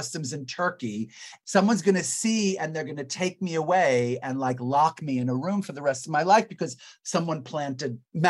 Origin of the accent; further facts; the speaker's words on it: New York City, New York, United States; as a New Yorker, it's very hard to leave. I'm from here.